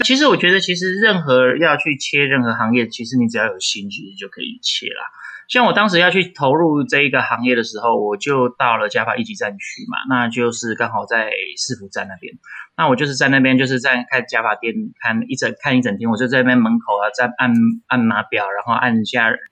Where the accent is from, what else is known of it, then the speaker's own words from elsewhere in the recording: Taipei, Taiwan; 我是台北人